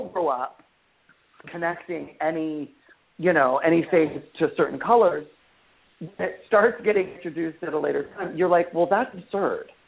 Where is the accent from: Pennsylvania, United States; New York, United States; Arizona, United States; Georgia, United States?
Arizona, United States; Phoenix; I grew up in Phoenix, Arizona, and which is a great place.